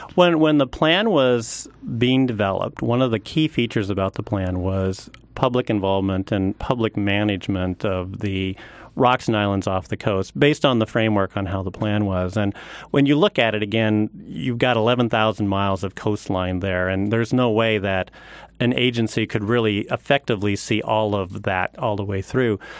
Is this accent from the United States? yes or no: yes; Oregon, United States; moved away; I'm actually from Oregon, born and raised